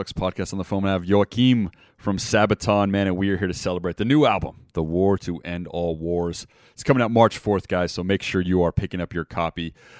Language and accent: English; Montenegro; And I am from Montenegro, so this is actually a heritage of mine, this lady.